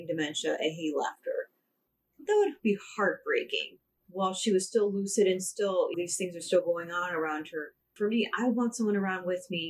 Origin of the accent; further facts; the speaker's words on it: United States; as American women